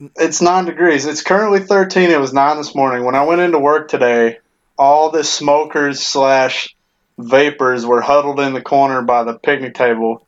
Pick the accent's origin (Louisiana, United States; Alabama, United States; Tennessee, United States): Tennessee, United States; moved away; when I was growing up in Tennessee